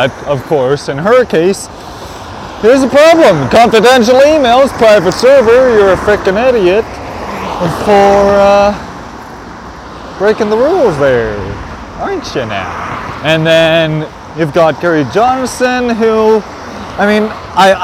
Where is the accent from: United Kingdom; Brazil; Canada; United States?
Canada; I'm a Canadian